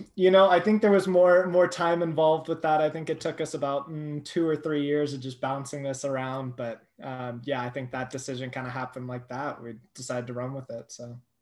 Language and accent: English; Thousand Oaks, California, United States; moved away as an adult; also born or lived in Boulder, Colorado; now in Colorado, United States; That's where I'm from. Um, so I was raised there